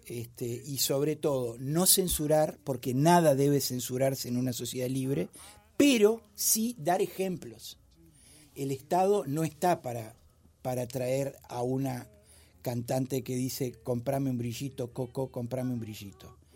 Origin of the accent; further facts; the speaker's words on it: Uruguay; Disculpe, señor Speaker, yo también soy un mortal uruguayo y dejo todo para último momento.